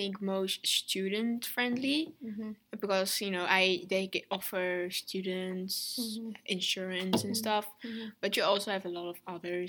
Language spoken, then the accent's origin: English; Netherlands; I was the host the last episode. I am actually a Dutch student.